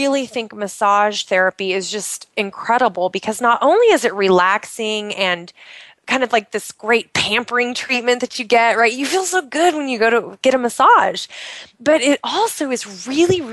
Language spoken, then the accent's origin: English; Pacific Northwest, United States; born or raised there; moved away